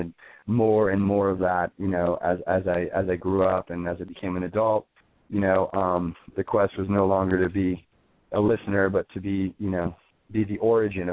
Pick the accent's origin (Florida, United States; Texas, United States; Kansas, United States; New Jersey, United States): Florida, United States; moved away as an adult; also born or lived in New Orleans, Louisiana, United States; now in New York City, United States; We grew up in Florida. My brother and I were born in New Orleans, Louisiana.